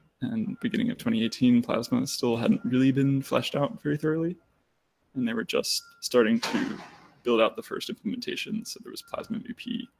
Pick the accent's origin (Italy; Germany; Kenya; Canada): Germany; born there